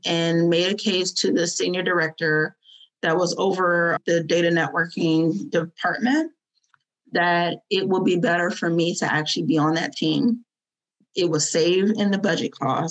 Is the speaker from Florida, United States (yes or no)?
yes; Fort Lauderdale, Florida, United States; moved away as an adult; also born or lived in Northern Virginia; we're from Florida. My family's from Fort Lauderdale